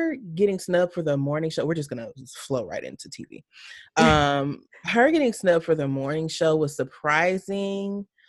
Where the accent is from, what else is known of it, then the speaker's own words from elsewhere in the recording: Alabama, United States; I'm from Alabama.